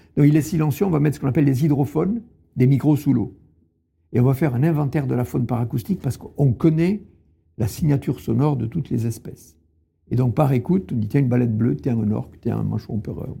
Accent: Tarn, Occitania, France; je suis né dans le Tarn, à la campagne, il y avait les champs derrière la maison.

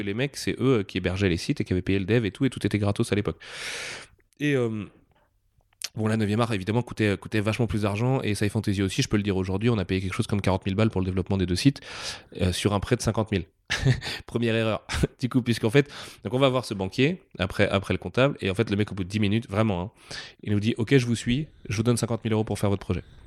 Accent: Nantes, Pays de la Loire, France; en tant que Nantais

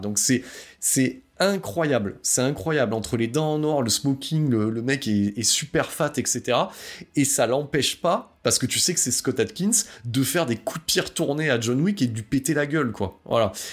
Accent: France; on est français

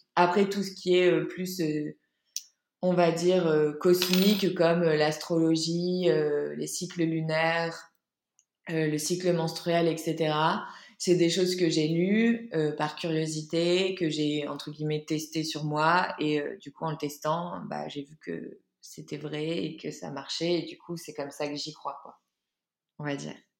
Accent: Lille, Hauts-de-France, France; moved away as an adult; also born or lived in Paris; de base je suis de Lille

